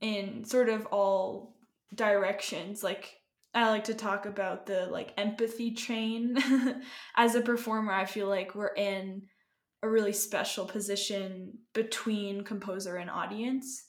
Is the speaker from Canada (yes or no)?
yes; Canada; now in Colorado, United States; I'm originally from Canada.